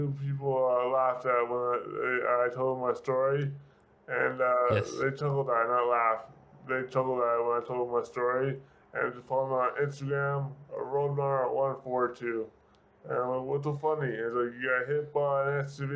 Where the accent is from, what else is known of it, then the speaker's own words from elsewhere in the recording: Newfoundland and Labrador, Canada; also born or lived in Calgary, Alberta, Canada / Bay Roberts, Newfoundland; I'm actually originally from Calgary. I was in Newfoundland when I was 10 years old, so my family, my mom's from there